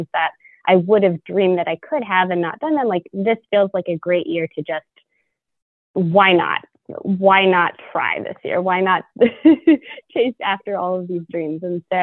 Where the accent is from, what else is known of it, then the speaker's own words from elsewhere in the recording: Louisville, Kentucky, United States; moved away as an adult; I was born in Louisville and raised here